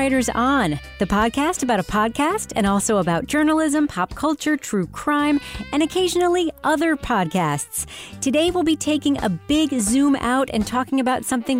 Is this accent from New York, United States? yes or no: yes; Long Island, New York, United States; I'm from Long Island.